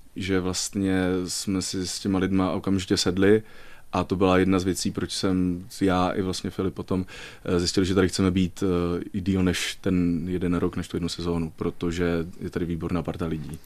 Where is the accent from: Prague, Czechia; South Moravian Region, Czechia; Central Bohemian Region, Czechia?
South Moravian Region, Czechia; Brno; now in Liberec, Czechia; rodilým Pražákem opravdu nejsem, eh, jsem rodilým Brňákem.